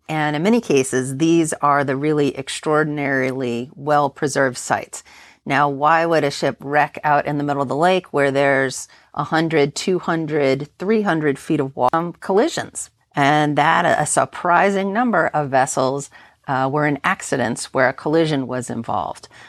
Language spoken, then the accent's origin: English; United States; moved away; also born or lived in Great Lakes; I grew up on the Ohio River